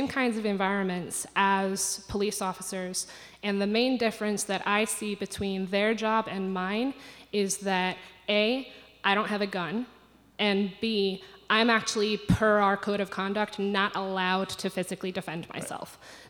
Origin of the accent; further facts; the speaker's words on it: United Kingdom; I'm from Britain, and our police don't have guns.